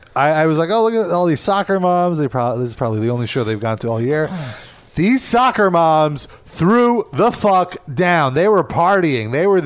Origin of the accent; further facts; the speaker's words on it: New York, United States; growing up in New York